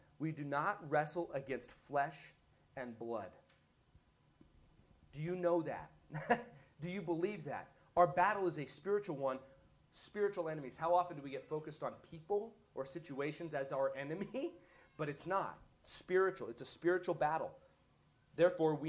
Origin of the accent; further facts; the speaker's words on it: United States; I'm American